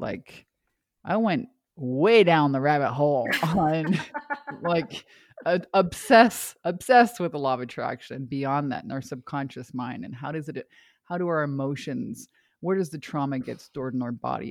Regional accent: Canada; moved away as an adult; also born or lived in Hawaii; I'm from Canada originally

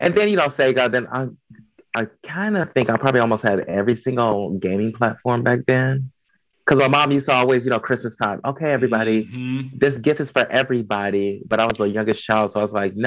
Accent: Chicago, Illinois, United States; now in Dallas, United States; I grew up in Chicago, Illinois.

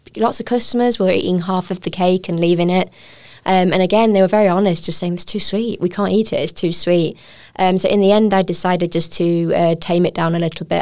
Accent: United Kingdom; moved away as an adult; now in Taiwan; I'm a British chef.

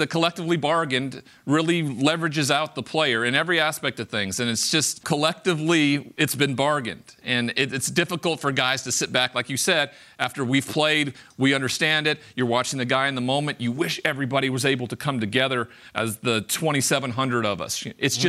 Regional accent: Montana, United States; I grew up in Montana. I'm the only first-round draft pick ever from the state of Montana.

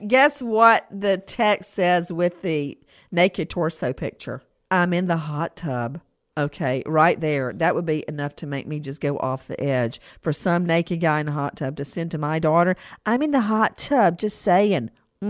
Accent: Macon, Georgia, United States; moved away; when I grew up in Macon

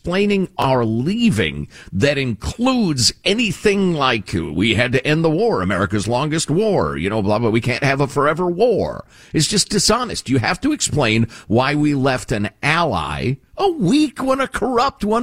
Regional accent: United States; I'm an American

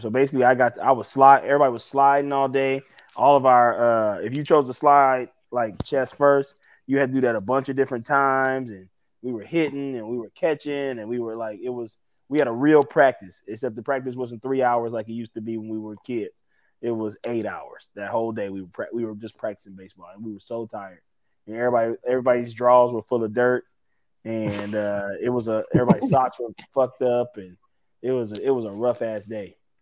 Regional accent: New Orleans, Louisiana, United States; my hometown

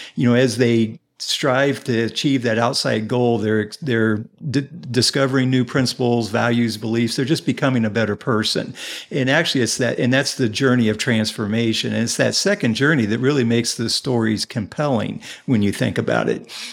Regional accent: Indianapolis, Indiana, United States; also born or lived in Carmel, Indiana; I am originally from, I grew up here in Indianapolis

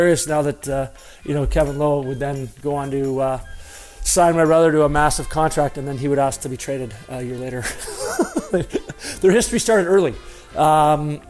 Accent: Dryden, Ontario, Canada; I grew up in Dryden.

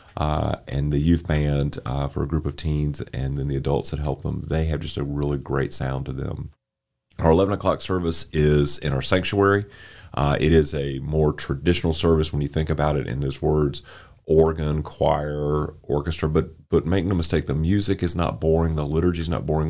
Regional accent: Winston-Salem, North Carolina, United States; I grew up here in Winston Salem

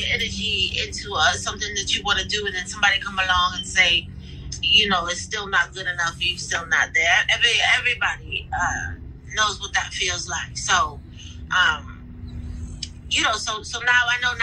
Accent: Canton, Ohio, United States; I'm from Canton, Ohio, which is a small city

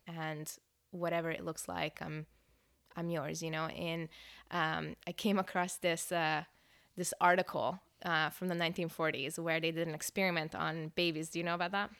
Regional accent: Hungary; English is a second language; now in Northern California, United States; I was born and raised in Hungary, um, Europe.

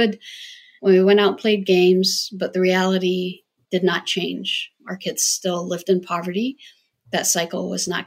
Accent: Jordan; now in United States; I grew up in Jordan

